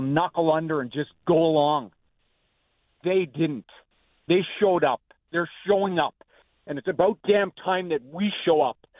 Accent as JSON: {"language": "English", "country": "Canada", "tie": "born or raised there", "moved": "yes", "lives_now": "United States", "said": "I'm Canadian born, but I'm an American citizen now"}